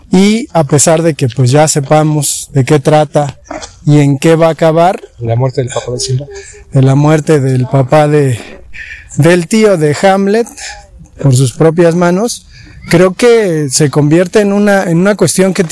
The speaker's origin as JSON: {"language": "Spanish", "country": "Mexico", "said": "como mexicanos nos acercamos al mundo indígena"}